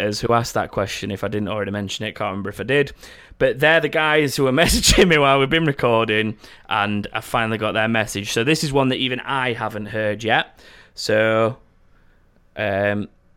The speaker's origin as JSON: {"language": "English", "town": "Sheffield", "region": "Yorkshire and the Humber", "country": "United Kingdom", "said": "we're from Sheffield"}